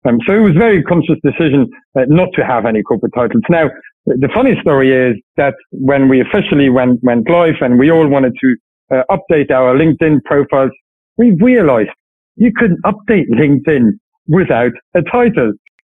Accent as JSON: {"language": "English", "country": "Luxembourg", "tie": "born or raised there", "said": "Luxembourg. Family's in Luxembourg since a few generations, always lived in Luxembourg."}